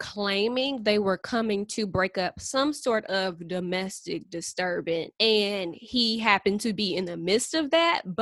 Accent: St. Louis, Missouri, United States; I'm from St. Louis

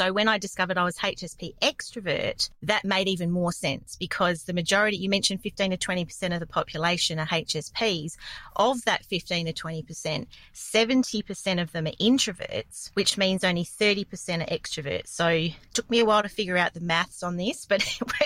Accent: Perth, Western Australia, Australia; I grew up in a relatively small town in Perth, Western Australia. It's like a suburb of Perth.

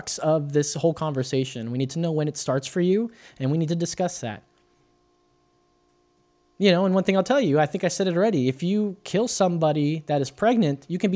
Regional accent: United States; I'm an American

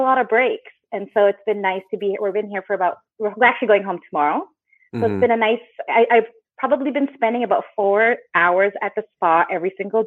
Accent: just outside of Vancouver, British Columbia, Canada; I'm originally from just outside of Vancouver, British Columbia, Canada

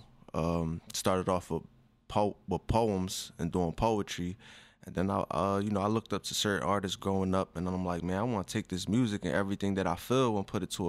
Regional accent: Philadelphia, Pennsylvania, United States; I'm from North Philly

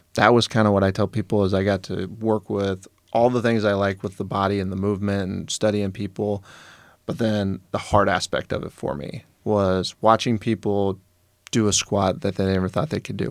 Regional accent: Wood River, Nebraska, United States; I grew up in Wood River.

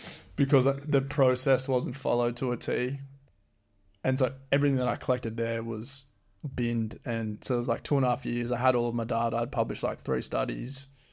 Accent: Geraldton, Western Australia, Australia; also born or lived in Beverly / Esperance / Perth; I think Geraldton's probably the town that I've spent most of my life in. I was born in Beverly

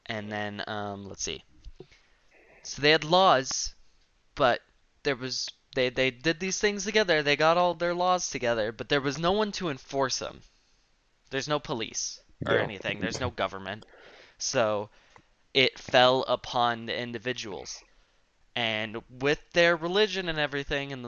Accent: New Mexico, United States; They thought that I was from Mexico. And I was like, no, New Mexico

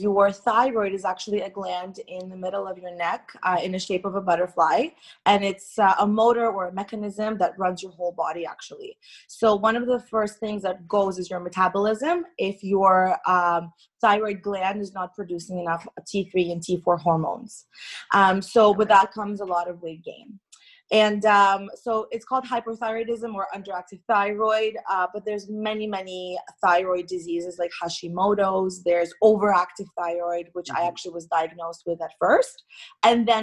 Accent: Toronto, Ontario, Canada; also born or lived in Irkutsk, Russia; when I was 9 years old, my parents and I immigrated to Toronto, Canada, where I reside right now

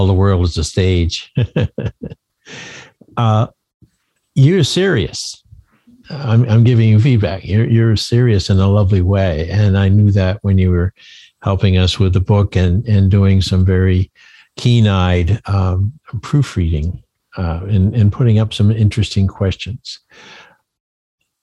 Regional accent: Maine, United States; I'm from Maine

